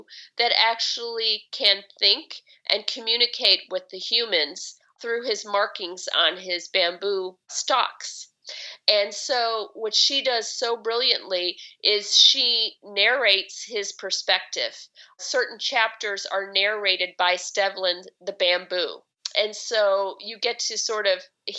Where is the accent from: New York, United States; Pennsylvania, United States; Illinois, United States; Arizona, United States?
Illinois, United States; Chicago; moved away as an adult; now in Seattle, United States; I grew up in Chicago and, you know, in the city.